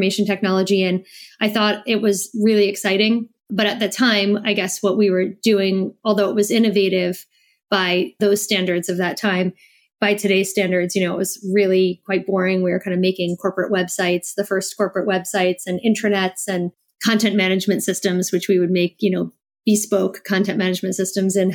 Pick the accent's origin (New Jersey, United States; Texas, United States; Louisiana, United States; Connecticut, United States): New Jersey, United States; moved away as an adult; also born or lived in New York / Iowa City, Iowa / Germany; now in France; I grew up in New Jersey. I'm American.